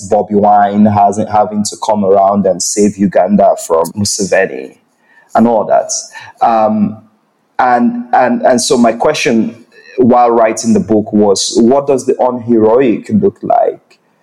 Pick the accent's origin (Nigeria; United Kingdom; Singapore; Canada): Nigeria; I am a Nigerian person